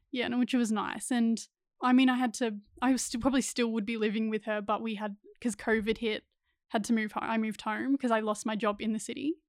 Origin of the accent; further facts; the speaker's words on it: Ballarat, Victoria, Australia; moved away as an adult; also born or lived in Central Coast, New South Wales; grew up in Ballarat, Victoria